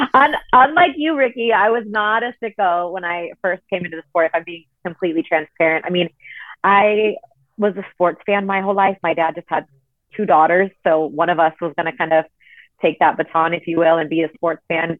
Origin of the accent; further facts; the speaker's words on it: Southern California, United States; growing up in Southern California